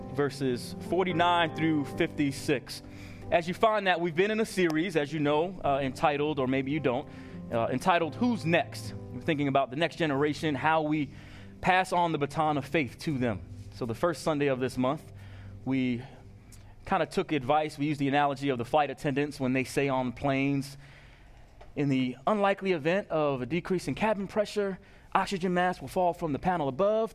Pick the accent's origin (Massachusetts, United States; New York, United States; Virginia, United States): New York, United States; Long Island; moved away; my hometown of Long Island